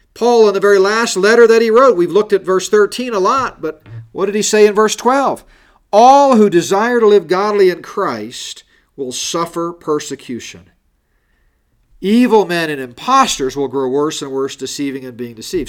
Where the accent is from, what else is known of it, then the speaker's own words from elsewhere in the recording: Colorado, United States; Here in Colorado, my home state